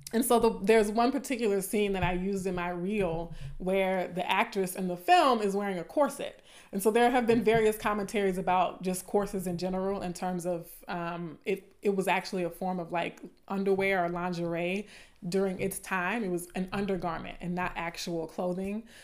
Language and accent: English; the South, Southern United States, United States; accent: southern; my southern accent is coming out a little bit